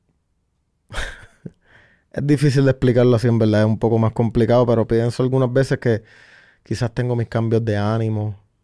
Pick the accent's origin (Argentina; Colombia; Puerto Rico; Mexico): Puerto Rico; San Sebastián; yo vengo del pueblo de San Sebastián